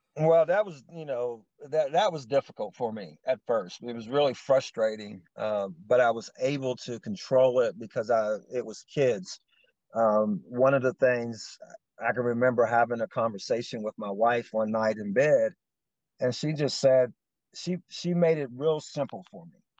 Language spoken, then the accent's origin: English; Lewisburg, West Virginia, United States; also born or lived in Covington, Virginia; So we actually moved to West Virginia when I was young. So I, I'm from West. I'll say I'm from West Virginia, even though I was born in Virginia. But uh, Lewisburg, West Virginia is just a, a town